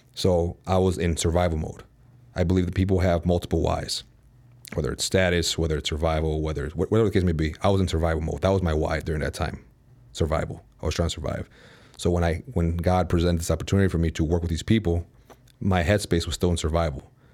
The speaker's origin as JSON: {"language": "English", "town": "Chicago", "region": "Illinois", "country": "United States", "tie": "born or raised there", "moved": "as an adult", "lives_now": "Dallas, United States", "said": "born and raised in Chicago, moved out to Dallas, Texas last August"}